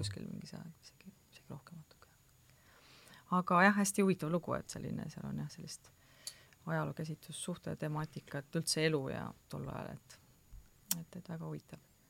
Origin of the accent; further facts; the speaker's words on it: Türi, Järva County, Estonia; ka Türilt